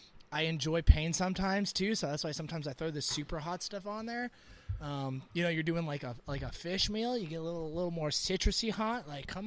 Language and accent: English; Florida, United States; moved away; I'm from Florida.